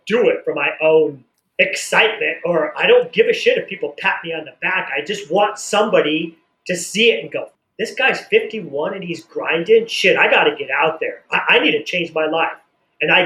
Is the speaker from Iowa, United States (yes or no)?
yes; Des Moines, Iowa, United States; moved away; also born or lived in San Diego; I was born in Iowa, Des Moines, Iowa. Born and raised in Iowa